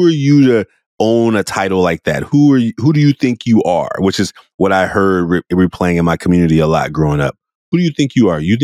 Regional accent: Oakland, California, United States; I was a very emotional little boy growing up in Oakland, California

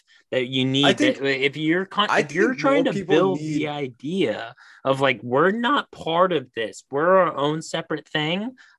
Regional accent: Southern Illinois, United States; I'm from Southern Illinois.

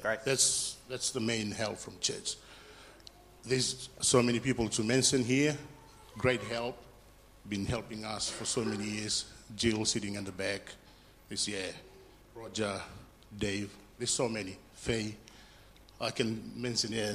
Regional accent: Fiji; moved away; I'm from Fiji

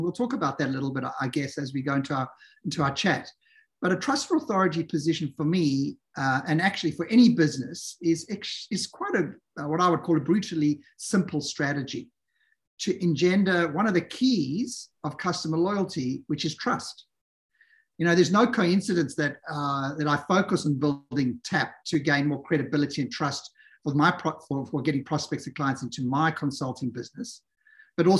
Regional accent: South Africa; moved away; I'm South African originally

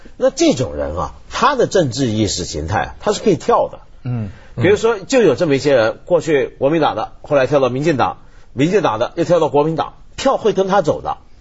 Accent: Taiwan; moved away; 我小时候在台湾的时候

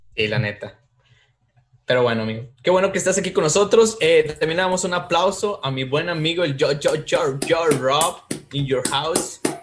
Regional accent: Mexico; Así somos los mexicanos

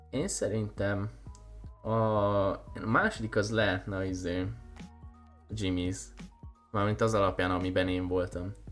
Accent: Sopron, Győr-Moson-Sopron, Hungary; Anyám, én is Soproni

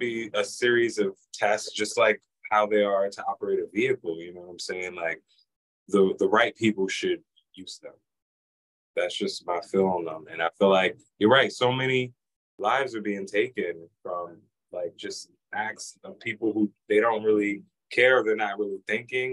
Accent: New York, United States; now in Lehigh Valley, United States; I grew up in New York

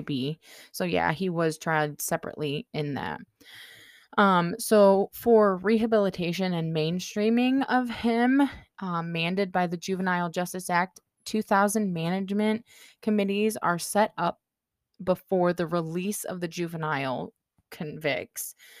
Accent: United States; accent: American; pardon my American accent

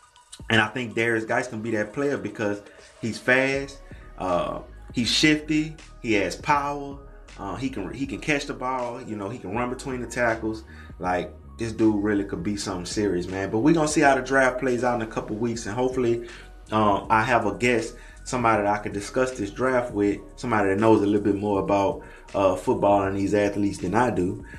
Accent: Baton Rouge, Louisiana, United States; I'm from Baton Rouge and I'm from Louisiana.

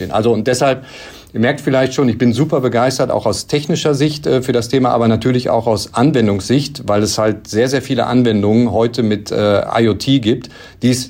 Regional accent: North Rhine-Westphalia, Germany; born there; ich komme gebürtig aus dem Bau, äh, Sauerland

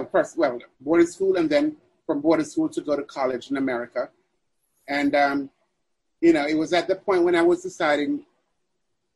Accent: Mandeville, Manchester, Jamaica; moved away; also born or lived in Kingston, Jamaica; I was raised in Mandeville, Jamaica

